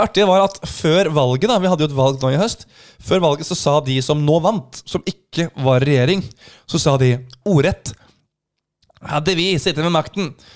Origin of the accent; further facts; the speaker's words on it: Norway; som nordmann